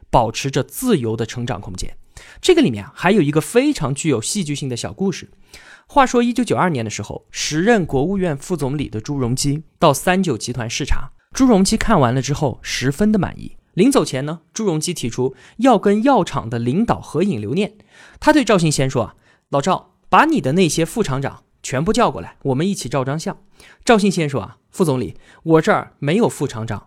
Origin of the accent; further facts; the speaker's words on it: China; 胃病呢，是我们中国人极为普遍的常见病